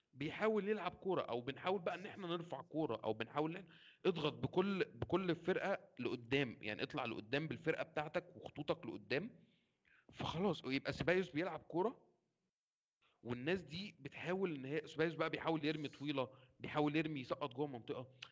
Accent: Egypt; بما اني مصري

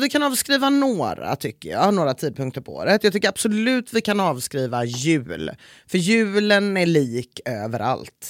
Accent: Gothenburg, Västra Götaland, Sweden; att vara göteborgare

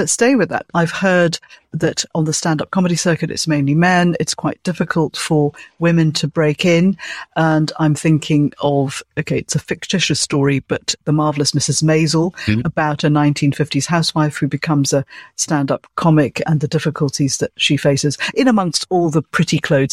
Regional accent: Malaysia; I'm from Malaysia

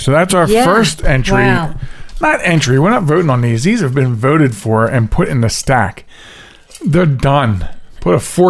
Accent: Pennsylvania, United States; It might be the water. I'm from Delco.

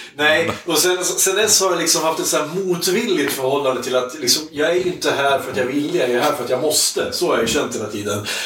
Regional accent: Iggesund, Gävleborg County, Sweden; i Iggesund där jag kommer ifrån

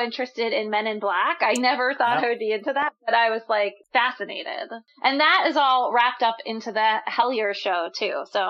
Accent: Pennsylvania, United States; I grew up in Pennsylvania, so in the Northeast, it's like very haunted in general.

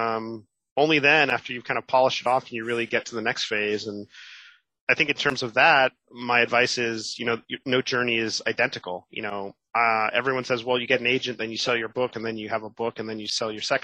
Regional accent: Miami, Florida, United States; moved away as an adult; also born or lived in New York; my hometown of Miami

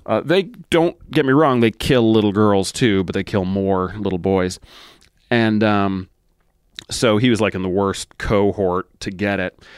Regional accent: Massachusetts, United States; moved away as an adult; I grew up in Massachusetts

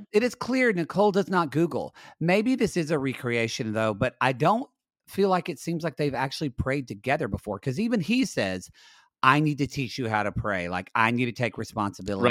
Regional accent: United States; I am an American watching it, and as an American watching

